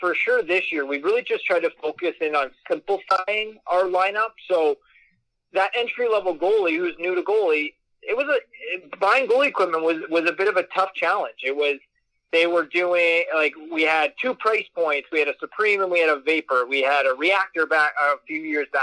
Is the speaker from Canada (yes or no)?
yes; Peterborough, Ontario, Canada; I grew up in Peterborough